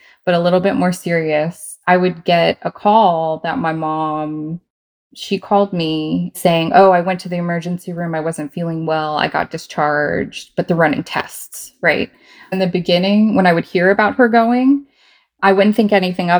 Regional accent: Virginia, United States; I am from Virginia in the U.S.

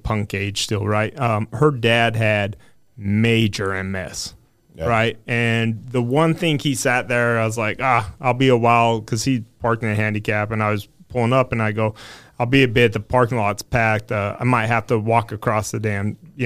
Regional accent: Utah, United States; I'm from Utah.

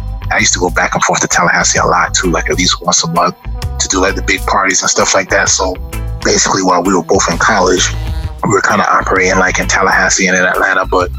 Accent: Trinidad & Tobago; I was like, you know, I'm from Trinidad and Tobago and Granny's from Guyana and stuff like that.

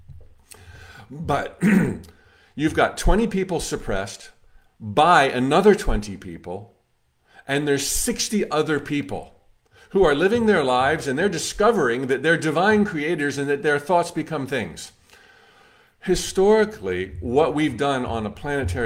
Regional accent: United States; as an American

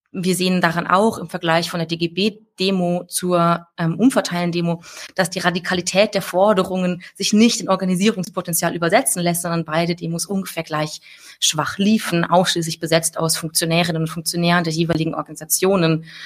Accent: Saarland, Germany; ich komme ja aus dem Saarland. Ähm, schönstes Bundesland der Welt.

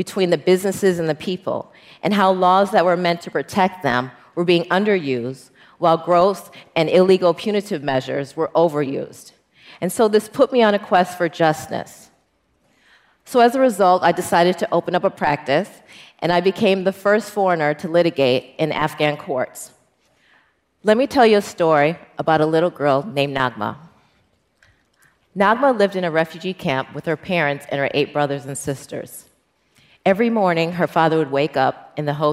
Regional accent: Milwaukee, Wisconsin, United States; I'm an international litigator, and I'm from Milwaukee, Wisconsin

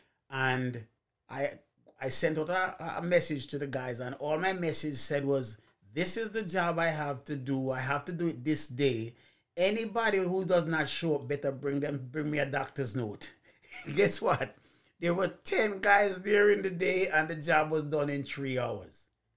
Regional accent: Jamaica; moved away; When I grew up in Jamaica, as a young man

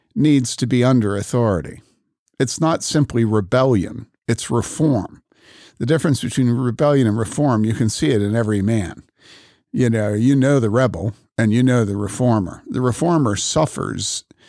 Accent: Wheaton, Illinois, United States; I grew up in Wheaton among evangelicals.

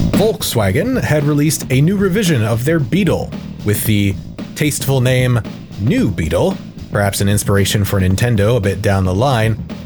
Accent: Maine, United States; my hometown in Maine

